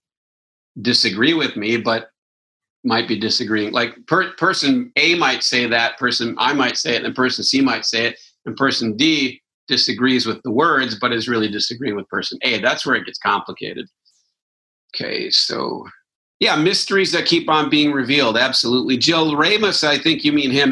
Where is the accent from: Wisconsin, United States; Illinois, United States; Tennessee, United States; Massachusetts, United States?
Wisconsin, United States; I'm from Wisconsin